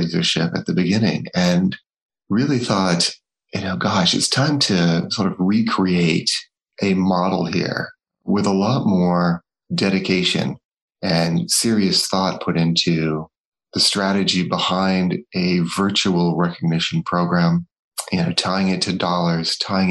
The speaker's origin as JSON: {"language": "English", "region": "Northeast", "country": "United States", "tie": "born or raised there", "said": "I'm from the States, born and brought up in the Northeast."}